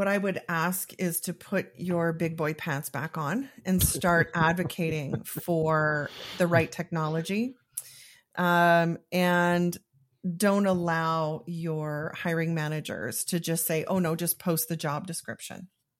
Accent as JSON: {"language": "English", "town": "Calgary", "region": "Alberta", "country": "Canada", "said": "I don't think there's too many. There's a few of us on there, but I'm the one from Calgary."}